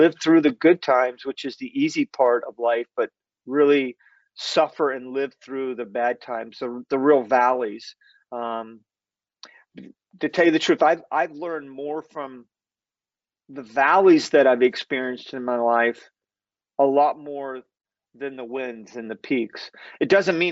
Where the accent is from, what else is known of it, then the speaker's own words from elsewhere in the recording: Winter Haven, Florida, United States; I grew up in Winter Haven